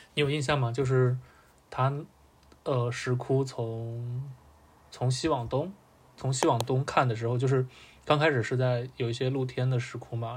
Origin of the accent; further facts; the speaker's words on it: Gansu, China; 我是西北人。